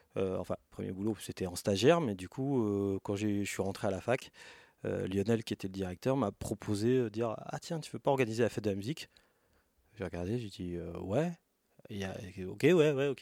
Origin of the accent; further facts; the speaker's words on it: Yvelines, Île-de-France, France; je suis né, j'ai grandi en France.